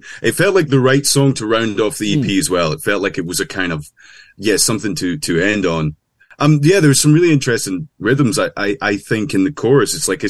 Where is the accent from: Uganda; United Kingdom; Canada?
United Kingdom; Dalbeattie, Scotland; where I grew up in Dalbeattie.